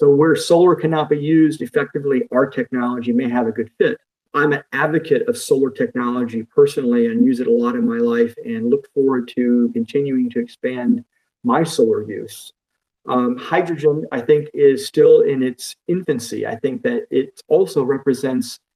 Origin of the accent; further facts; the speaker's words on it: Florida, United States; moved away as an adult; now in North Carolina, United States; I grew up in Florida, where I spent all of my younger life going to school and finished college in Florida, and then immediately moved to North Carolina, where I've been ever since